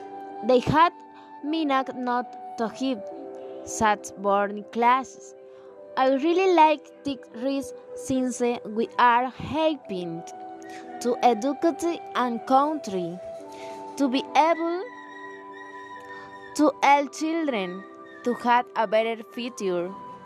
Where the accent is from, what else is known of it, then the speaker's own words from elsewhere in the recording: Plato, Magdalena, Colombia; English is a second language; I am from Plato Magdalena. I am 20 years.